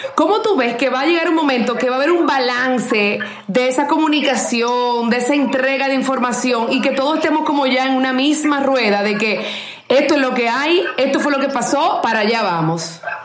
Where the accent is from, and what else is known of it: Dominican Republic